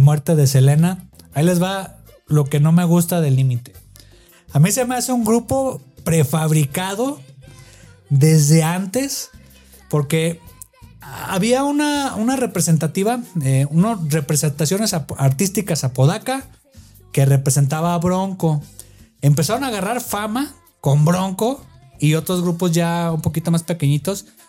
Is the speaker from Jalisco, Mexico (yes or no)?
yes; Guadalajara, Jalisco, Mexico; allá de donde yo soy de Guadalajara